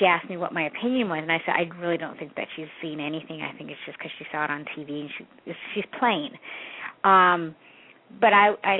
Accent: Canada; I'm from Canada, and I'm adopted too

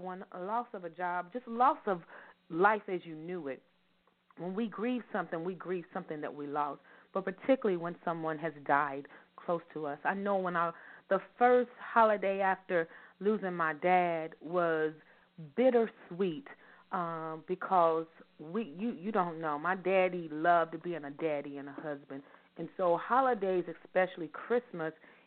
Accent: Louisville, Kentucky, United States; I am from Louisville, Kentucky. Born and raised, I love being a Louisvillian.

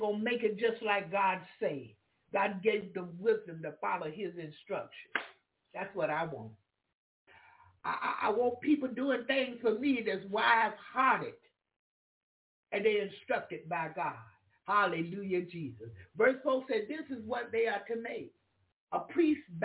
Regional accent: Jacksonville, Florida, United States; moved away; also born or lived in Alaska; I was from Jacksonville, Florida

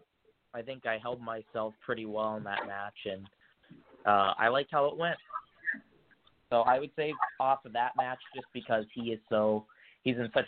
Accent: North Dakota, United States; It's my home state

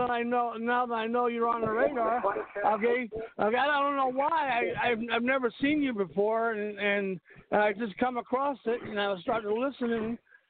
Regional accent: New York City, New York, United States; now in Texas, United States; I've been living in Texas for about 25 years now. I'm originally from New York City.

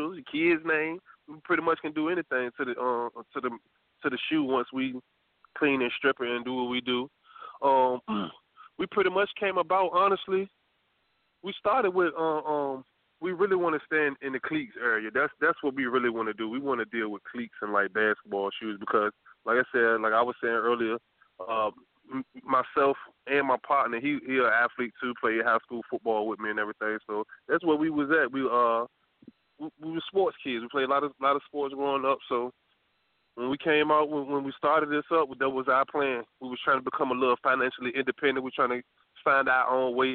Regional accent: Norfolk, Virginia, United States; we grew up in the Park Place area, Norfolk

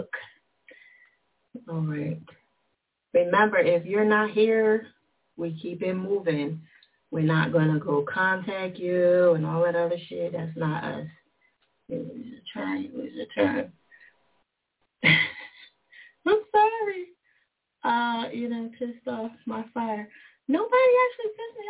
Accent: New Jersey, United States; Jersey, my home state

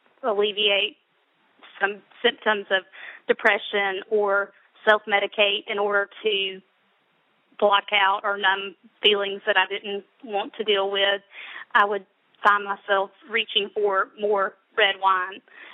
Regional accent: Alabama, United States; I'm from Alabama.

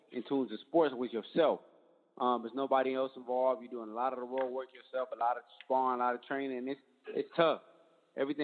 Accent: Detroit, Michigan, United States; I'm from Detroit

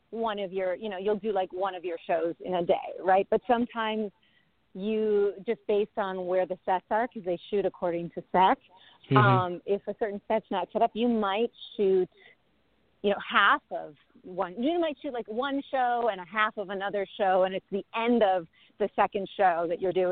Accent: Chicago, Illinois, United States; now in Los Angeles, United States; I came from Chicago, and I'm already used to the cold, and you're not used to it.

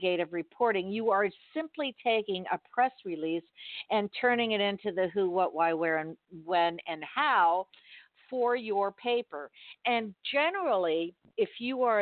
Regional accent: Miami, Florida, United States; I'm born and raised in Miami

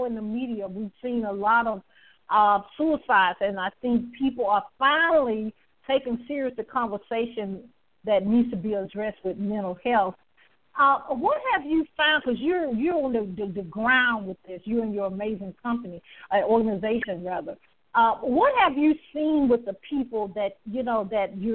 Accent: the South, United States; I'm from the South

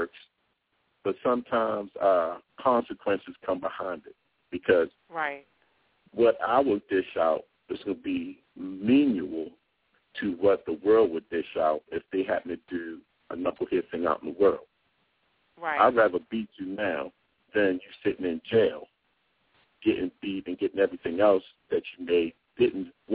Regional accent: Baltimore, Maryland, United States; I grew up in Baltimore

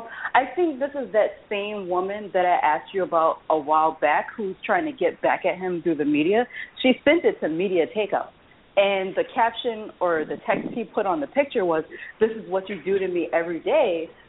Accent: West Coast, United States; born there; I will say I was born on the West Coast.

